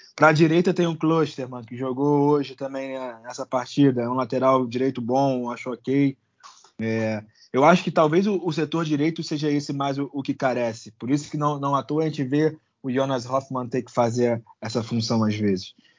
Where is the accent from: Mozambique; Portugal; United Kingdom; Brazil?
Brazil; Rio de Janeiro; nós que somos cariocas